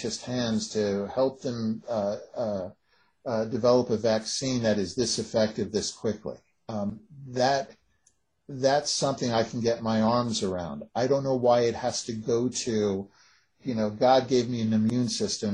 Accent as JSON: {"language": "English", "country": "United States"}